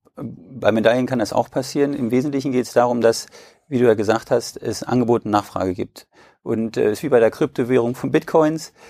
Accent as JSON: {"language": "German", "town": "Braunschweig", "region": "Lower Saxony", "country": "Germany", "said": "ich komme aus Braunschweig"}